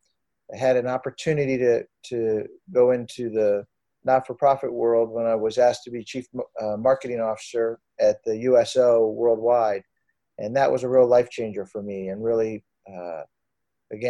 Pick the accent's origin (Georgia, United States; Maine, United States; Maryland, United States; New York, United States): Maryland, United States; Annapolis; I was born in Annapolis, Maryland, and grew up in Annapolis